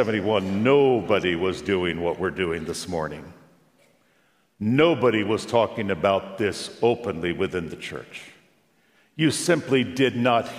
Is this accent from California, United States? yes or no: yes; Long Beach, California, United States; we drove from my hometown, Long Beach, California